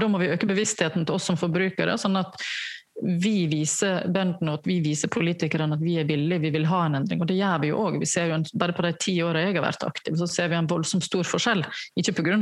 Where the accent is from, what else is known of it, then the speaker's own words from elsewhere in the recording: Selje, Vestland, Norway; moved away; var jeg hjemme i Selje, der jeg kommer fra